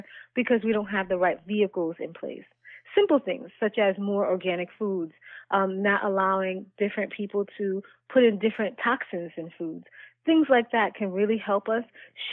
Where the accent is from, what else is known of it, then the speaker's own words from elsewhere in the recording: New York, United States; now in Florida, United States; I'm originally from New York